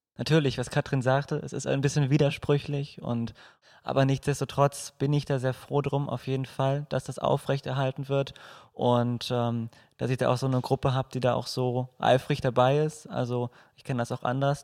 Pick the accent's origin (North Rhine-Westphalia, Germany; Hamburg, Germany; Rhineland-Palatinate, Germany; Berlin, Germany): North Rhine-Westphalia, Germany; Moers; Ich komme auch aus Mörs